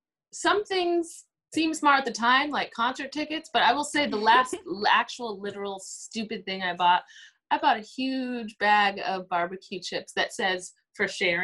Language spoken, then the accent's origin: English; St. Croix, U.S. Virgin Islands; So as far as I'm from St. Croix, U.S. Virgin Islands, and I would say anytime I'm here and I can get a good stewed oxtail or stewed goat, curried goat, I go for it. That reminds me of home.